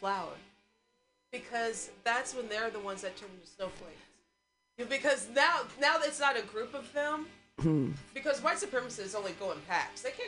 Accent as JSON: {"language": "English", "region": "Missouri", "country": "United States", "tie": "born or raised there", "moved": "yes", "lives_now": "California, United States", "said": "I grew up in Missouri"}